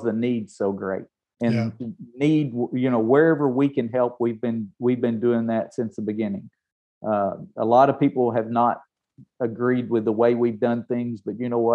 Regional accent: Tennessee, United States; I'm from Tennessee. I'm from the South.

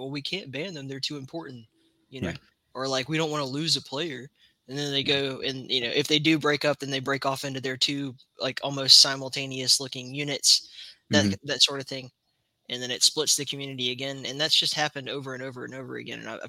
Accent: Alabama, United States; I grew up in Alabama

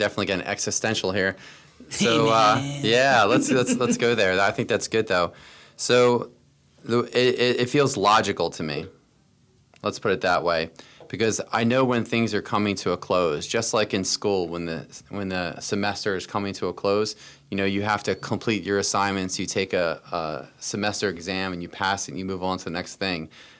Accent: Boyertown, Pennsylvania, United States; I was a kid from Boyertown, although we moved a lot as kids, but we lived, you know, all over kind of southeastern PA.

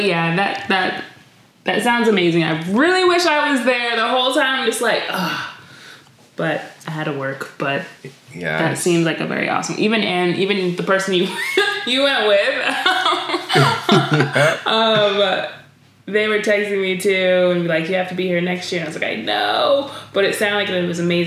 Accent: New York, United States; moved away; I grew up in New York when I was younger

